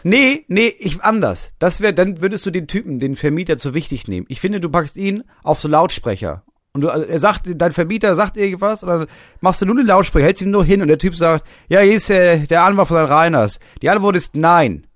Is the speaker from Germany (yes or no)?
yes; Schleswig-Holstein, Germany; ich komme aus Holstein